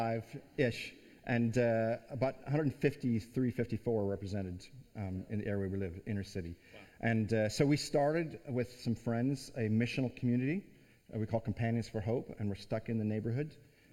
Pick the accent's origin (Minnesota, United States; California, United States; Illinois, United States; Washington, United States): Minnesota, United States; moved away; also born or lived in Oregon / Arizona / East Tennessee / Southwest Virginia; originally, I'm from Minnesota.